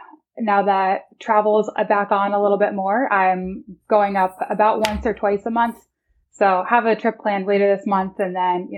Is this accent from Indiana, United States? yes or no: yes; Evansville, Indiana, United States; Yes, I grew up, I moved around quite a bit when I was younger, but spent most of my childhood in southern Indiana, actually, a town called Evansville, Indiana.